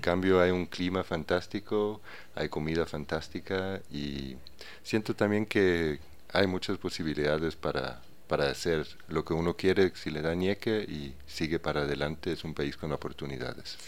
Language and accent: Spanish; a small village near Aarhus, Central Denmark Region, Denmark; Spanish is a second language; moved away as an adult; now in Ecuador; En un pequeño pueblo que se llama Uruy, en Dinamarca, cerca de Aarhus